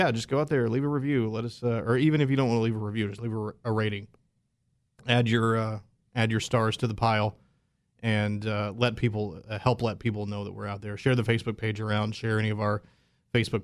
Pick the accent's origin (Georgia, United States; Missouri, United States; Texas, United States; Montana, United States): Texas, United States; Springtown; my hometown